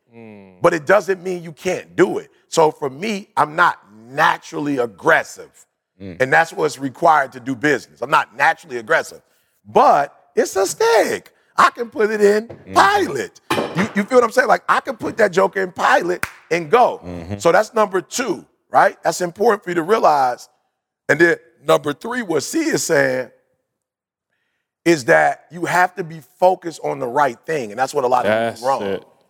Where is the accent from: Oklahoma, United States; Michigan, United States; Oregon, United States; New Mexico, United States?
Michigan, United States; Detroit; I wasn't a Seventh-day Adventist at the time, but growing up in Detroit, you couldn't afford an automatic.